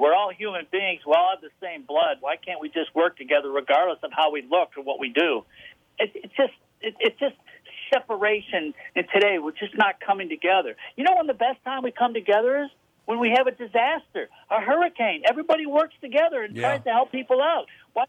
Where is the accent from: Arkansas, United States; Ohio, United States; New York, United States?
New York, United States; Rochester; I grew up in Rochester, New York.